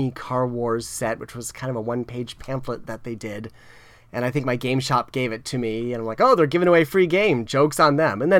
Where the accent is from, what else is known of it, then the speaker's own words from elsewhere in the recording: South Florida, United States; I grew up in South Florida, which was pretty open-minded as far as that sort of thing.